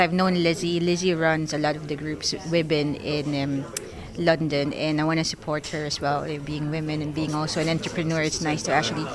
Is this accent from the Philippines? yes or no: yes; Philippines; now in United Kingdom; I'm originally from the Philippines. So I've been here in the UK since 2001